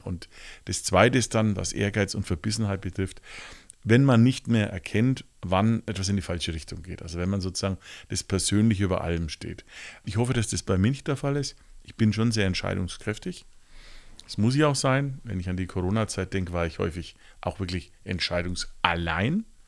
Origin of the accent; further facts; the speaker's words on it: Nuremberg, Bavaria, Germany; ich bin zum Beispiel als, als Franke hier gebürtig